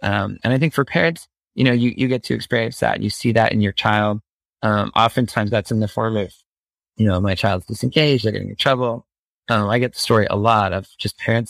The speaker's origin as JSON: {"language": "English", "town": "Phoenix", "region": "Arizona", "country": "United States", "tie": "born or raised there", "said": "growing up in the Phoenix suburbs"}